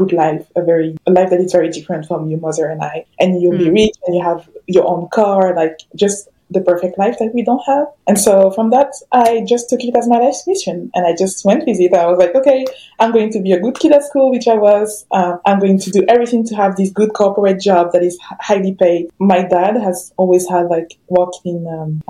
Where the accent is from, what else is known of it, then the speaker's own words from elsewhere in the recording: France; I was born and raised in France, but my parents are Congolese.